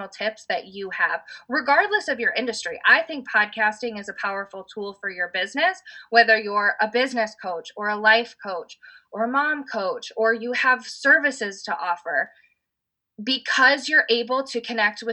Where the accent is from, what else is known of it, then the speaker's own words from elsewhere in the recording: Indiana, United States; my husband, we're from Indiana